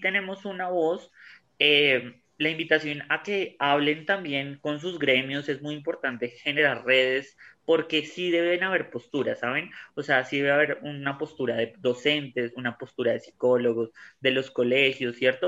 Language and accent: Spanish; Colombia; todos somos colombianos